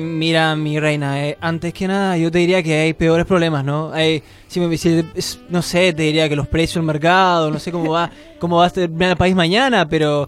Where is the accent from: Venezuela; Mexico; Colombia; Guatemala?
Venezuela; Caracas, Capital District; moved away; soy de Caracas